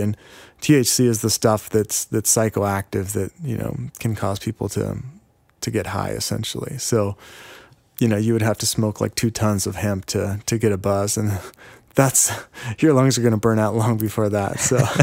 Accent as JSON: {"language": "English", "town": "Yakima", "region": "Washington", "country": "United States", "said": "I'm from Yakima"}